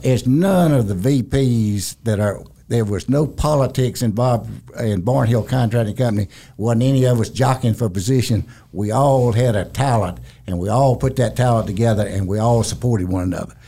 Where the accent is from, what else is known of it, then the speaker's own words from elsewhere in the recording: Ware Shoals, South Carolina, United States; I, grew up in a little town, Ware Shoals, South Carolina